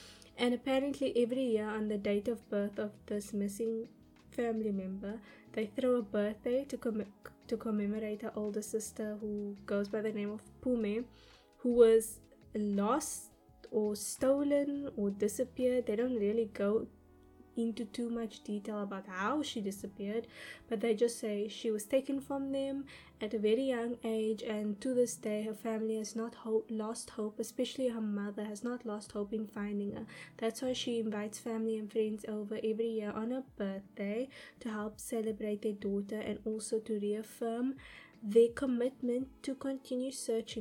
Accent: Cape Town, Western Cape, South Africa; my hometown of Cape Town, South Africa

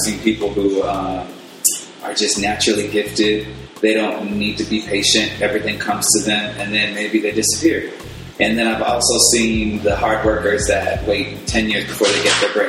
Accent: West Covina, California, United States; born or raised there; also born or lived in Hollywood, Los Angeles

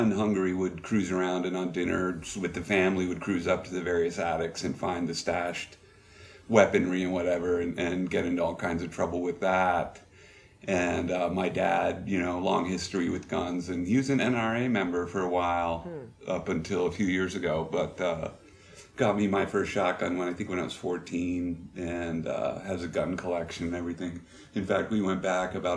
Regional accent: New Hampshire, United States; moved away as an adult; growing up in New Hampshire

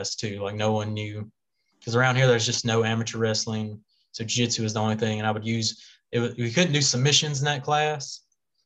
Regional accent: Louisiana, United States; we're from Louisiana

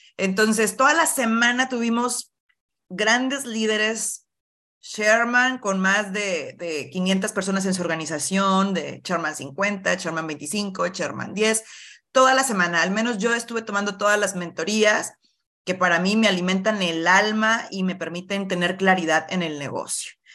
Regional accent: Monclova, Coahuila, Mexico; soy de Moncloa, Coahuila, del norte del país de México, cerca de Monterrey

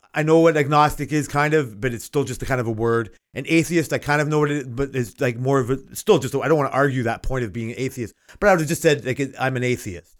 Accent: Toronto, Ontario, Canada; I grew up in Canada and Toronto

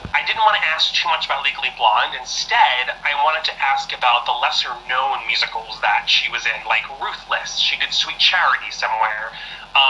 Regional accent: Long Island, New York, United States; I am from Long Island, New York

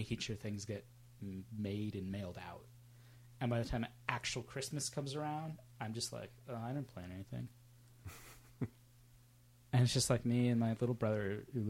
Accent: Sacramento, California, United States; born or raised there

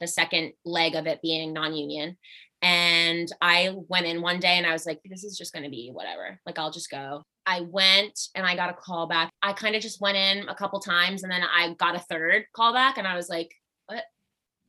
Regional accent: Albany, New York, United States; moved away; I am originally from Albany, New York.

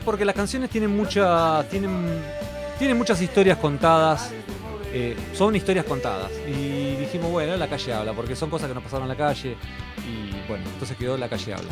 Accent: La Plata, Buenos Aires Province, Argentina; yo soy platense, entonces ellos no son. Ellos son todos de Capital, yo soy de La Plata.

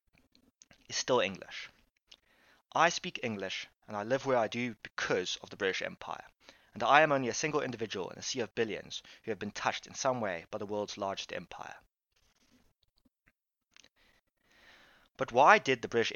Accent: Cape Town, Western Cape, South Africa; I am South African, or Capian, or Capetonian

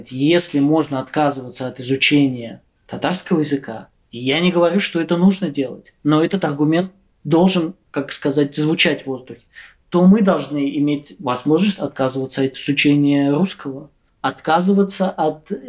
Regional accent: Russia; я говорю как э, татарин из России, у вас должен быть другой взгляд диаспоральных татар.

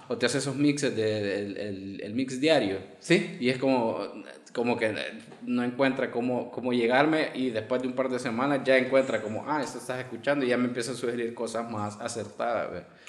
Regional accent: El Salvador; los salvadoreños tenemos el albur de la paloma

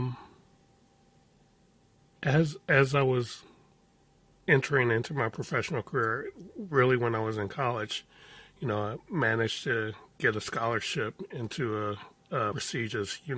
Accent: Chicago, Illinois, United States; I grew up in Chicago. My coming of age years, my teen years, were in the middle of the Chicago drug wars

